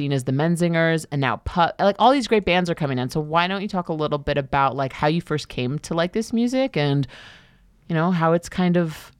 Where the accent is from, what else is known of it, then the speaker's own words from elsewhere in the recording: New York City, New York, United States; I'm from Queens, and I grew up going to Long Island